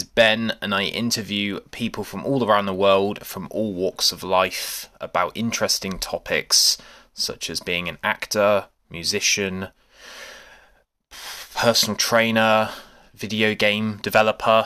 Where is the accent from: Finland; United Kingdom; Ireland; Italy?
United Kingdom; we're British